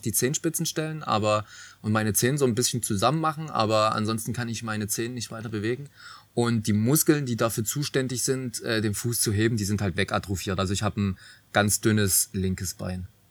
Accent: Nünchritz, Saxony, Germany; ich komme ja wie gesagt vom Dorf ähm, bei, also ich komme aus Nünchritz, bei Riesa

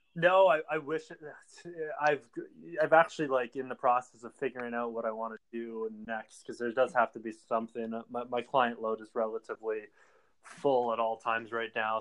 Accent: Canada; also born or lived in Ottawa; being the Canadian over here

